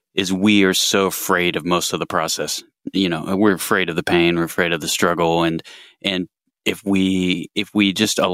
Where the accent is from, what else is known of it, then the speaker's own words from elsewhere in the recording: Muncie, Indiana, United States; accent: Muncie mumble; I'm from Muncie, Indiana